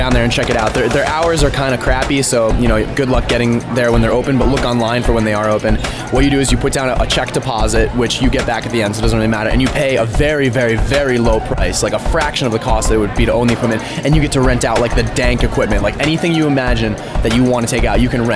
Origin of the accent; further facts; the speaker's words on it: Western Massachusetts, United States; moved away as an adult; now in Ithaca, United States; I'm from Western Massachusetts.